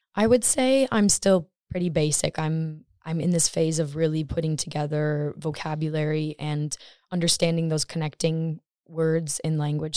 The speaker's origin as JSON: {"language": "English", "region": "Michigan", "country": "United States", "moved": "as an adult", "lives_now": "Stockholm, Sweden", "said": "I'm from Michigan, U S"}